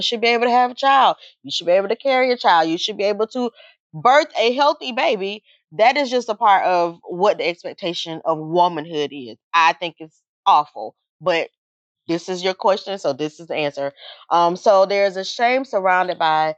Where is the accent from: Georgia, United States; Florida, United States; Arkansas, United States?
Georgia, United States; this little tiny Pentecostal lady in the Bible Belt, because we're from Georgia